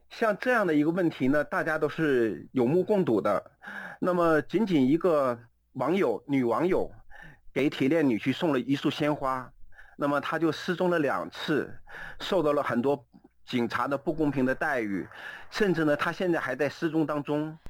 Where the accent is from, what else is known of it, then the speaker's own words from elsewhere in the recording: Jilin, China; also born or lived in Beijing / Hebei; now in United States; 我的出生地是吉林省